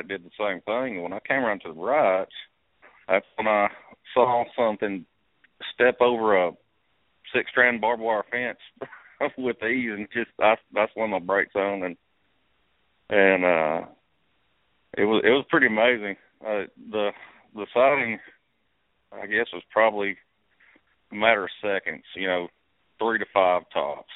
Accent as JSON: {"language": "English", "region": "East Texas", "country": "United States", "tie": "born or raised there", "said": "I grew up in East Texas and spent my whole life out, you know, hunting and fishing"}